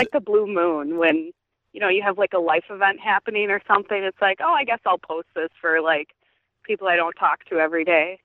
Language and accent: English; Waukesha County, Wisconsin, United States; I'm in, like, a small town in Waukesha County